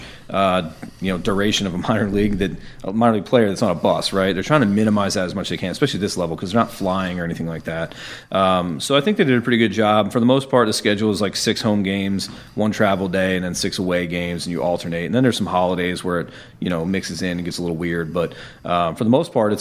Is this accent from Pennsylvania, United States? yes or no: yes; Pittsburgh, Pennsylvania, United States; moved away as an adult; also born or lived in State College, Pennsylvania / Philadelphia area / Baltimore; now in Winston-Salem, United States; I was born in Pittsburgh, and I spent a lot of time in Pennsylvania. So I grew up outside of there